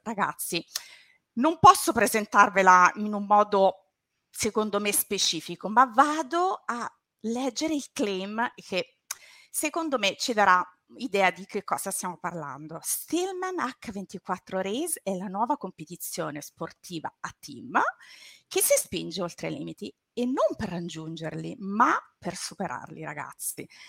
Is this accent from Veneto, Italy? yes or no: no; Latina, Lazio, Italy; io sono laziale, vengo dal Lazio, da Latina